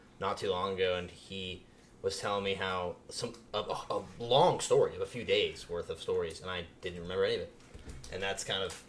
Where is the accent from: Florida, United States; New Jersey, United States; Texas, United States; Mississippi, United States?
Florida, United States; Pompano Beach; I grew up in Pompano